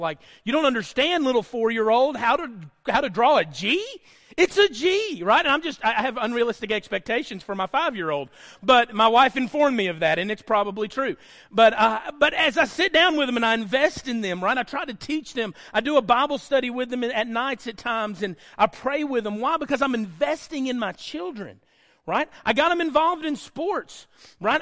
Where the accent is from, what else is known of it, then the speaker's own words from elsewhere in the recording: Lickskillet, Alabama, United States; growing up in Lickskill, Alabama